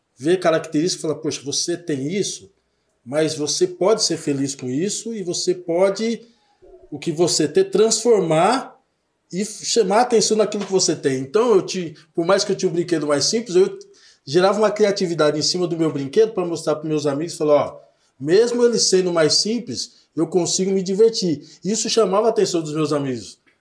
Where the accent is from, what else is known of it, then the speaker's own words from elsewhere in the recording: Brazil; Cresci ali no, na Vila Ema, né? No bairro da Vila Ema.